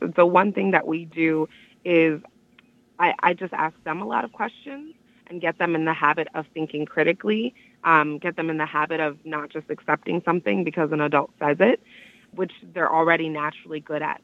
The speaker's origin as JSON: {"language": "English", "town": "Miami", "region": "Florida", "country": "United States", "tie": "born or raised there", "moved": "as an adult", "lives_now": "Washtenaw County, Michigan, United States", "said": "the community that I grew up in in Miami"}